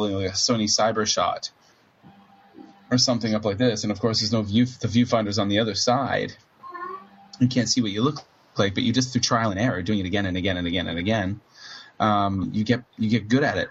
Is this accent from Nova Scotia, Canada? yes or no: yes; Cape Breton, Nova Scotia, Canada; moved away as an adult; now in Kobe, Japan; I'm from Cape Breton, Nova Scotia, Canada, which is a very musical place, Eastern Canada. And I grew up in a very musical area culturally